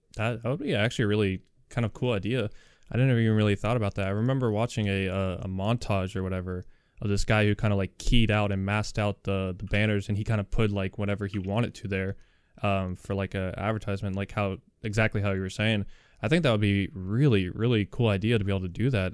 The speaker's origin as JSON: {"language": "English", "town": "Orlando", "region": "Florida", "country": "United States", "tie": "born or raised there", "moved": "yes", "said": "I was born in Orlando and lived in Florida for a while"}